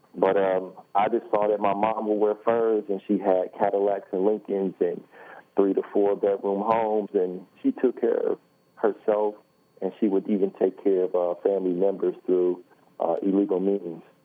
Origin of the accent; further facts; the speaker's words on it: Detroit, Michigan, United States; I was born in Detroit, born and raised in Detroit